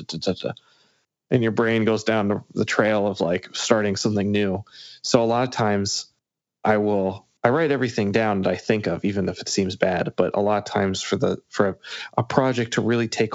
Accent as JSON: {"language": "English", "region": "Massachusetts", "country": "United States", "tie": "born or raised there", "also_born_or_lived": "Chicago", "moved": "as an adult", "said": "I lived in Chicago from college on, and I grew up in Massachusetts"}